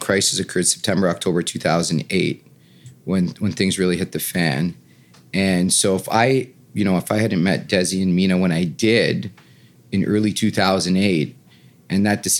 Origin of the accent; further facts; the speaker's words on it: Toronto, Ontario, Canada; moved away as an adult; also born or lived in Florida; Born and raised in Toronto. Yeah. Studied my whole life in Toronto